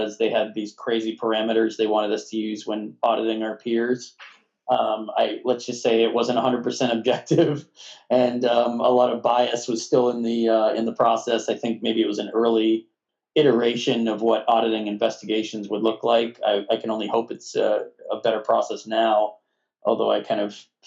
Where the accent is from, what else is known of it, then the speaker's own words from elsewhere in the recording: Northeast, United States; moved away as an adult; also born or lived in Brooklyn, New York; now in Massachusetts, United States; I'm from the Northeast. I always planned on moving back here to be closer to family